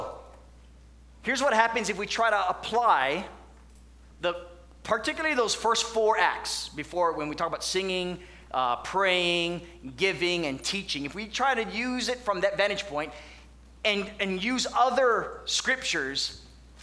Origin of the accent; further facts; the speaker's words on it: Hawaii, United States; moved away; I grew up in Hawaii